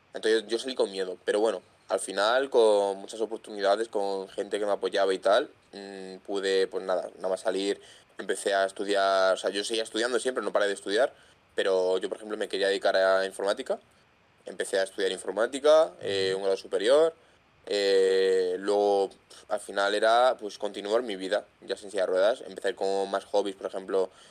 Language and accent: Spanish; Madrid, Community of Madrid, Spain; soy un chaval pues que tiene 22 años, soy de Madrid